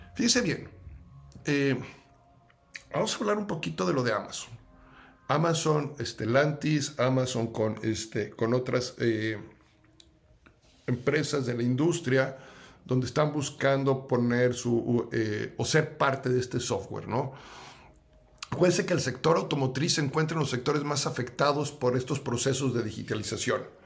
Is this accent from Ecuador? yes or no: no; Mexico; los que somos mexicanos